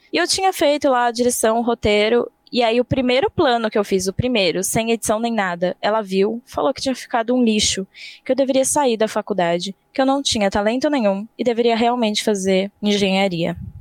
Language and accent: Portuguese; Campo Limpo Paulista, São Paulo, Brazil; eu vim do interior de São Paulo. Não tão interior assim, tipo Campo Limpo Paulista, fica logo ali.